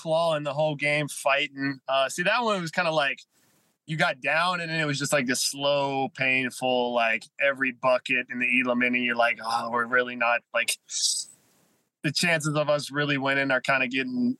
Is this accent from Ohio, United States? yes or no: no; Charleston, West Virginia, United States; Charleston, West Virginia, my hometown